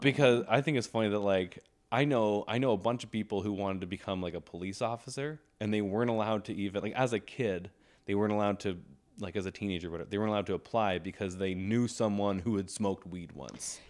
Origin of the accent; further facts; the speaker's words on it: Ontario, Canada; I grew up in Ontario